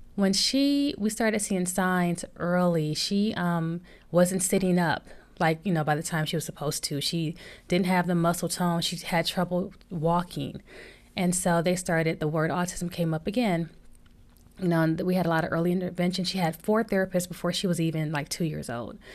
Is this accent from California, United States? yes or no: no; Flint, Michigan, United States; we grew up in Flint, Michigan, and, you know, grew up in the hood